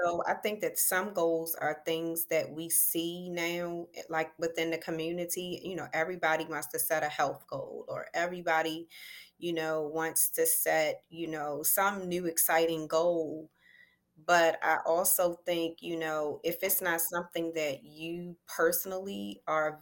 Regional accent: Elkridge, Maryland, United States; I'm from Elk Ridge, Maryland.

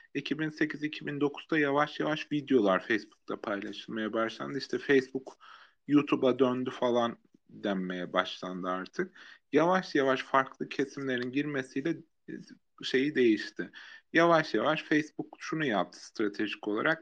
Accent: Erzurum, Turkey; ben mesela Erzurum'da büyüdüm

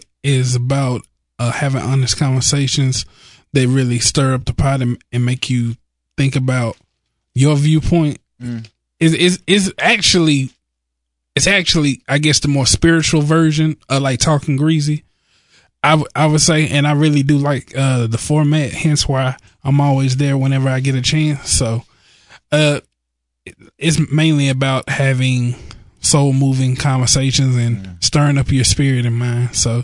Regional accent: Dallas, Texas, United States

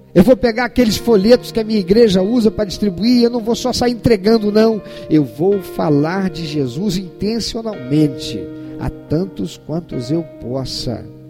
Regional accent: Brazil

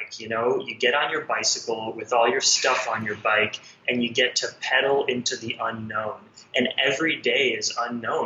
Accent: Los Angeles, California, United States; moved away as an adult; I had never seen the middle of America, because I grew up in Los Angeles

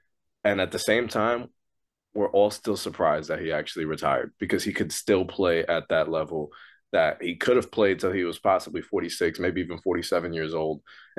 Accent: New York, United States; as a New Yorker

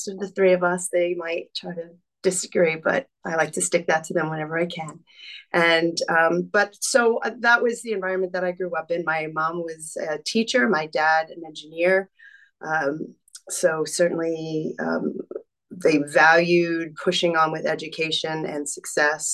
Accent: Long Island, New York, United States; I grew up on Long Island, New York.

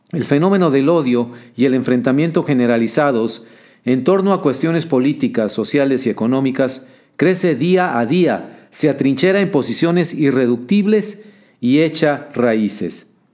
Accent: Mexico; Yo como observador mexicano me lleno de pesadumbre al observar cómo, a lo largo de los años recientes, por lo menos desde una década atrás, la vida pública estadounidense

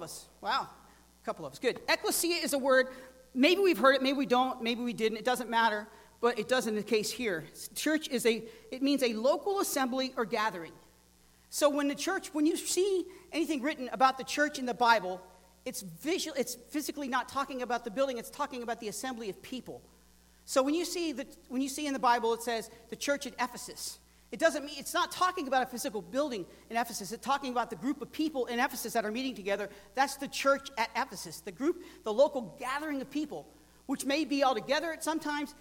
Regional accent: the South, United States; moved away; I'm from the South

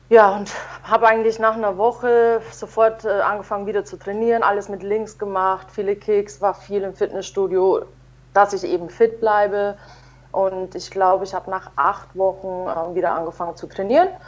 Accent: Munich, Bavaria, Germany; ist auch noch in München, in meiner Heimat.

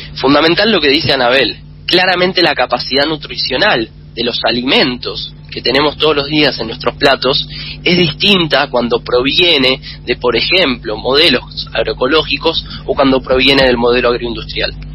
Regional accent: Argentina; nuestro país

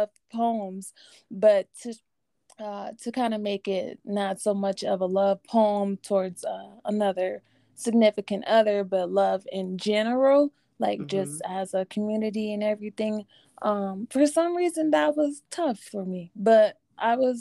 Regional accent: Denver, Colorado, United States; there's my hometown

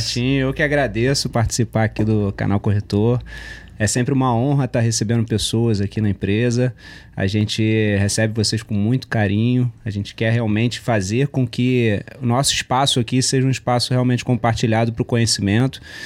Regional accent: Rio de Janeiro, Brazil; gosto de uma praia como bom carioca

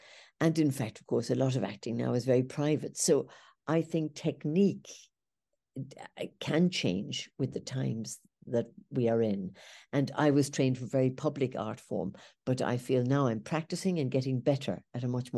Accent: Ireland; moved away; because I came from Ireland. I went to England.

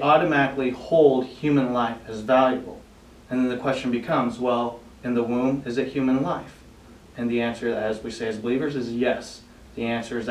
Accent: Norman, Oklahoma, United States; also born or lived in South Korea; I was brought to the States where I grew up in Norman, Oklahoma

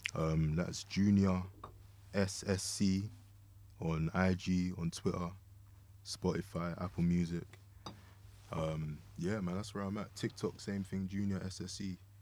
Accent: London, United Kingdom; moved away; also born or lived in Kansas City; growing up in Lewisham.

